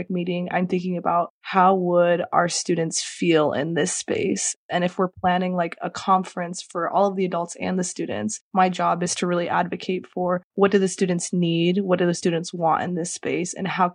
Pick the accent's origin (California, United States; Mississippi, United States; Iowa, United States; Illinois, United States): California, United States; Chula Vista; I'm originally from Chula Vista, California, which is one of the most southern parts of San Diego. So I grew up in a border community